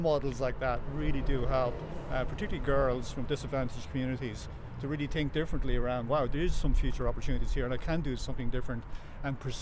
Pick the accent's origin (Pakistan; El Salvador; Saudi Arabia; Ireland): Ireland; I grew up in North Wexford, right, in the middle of the country.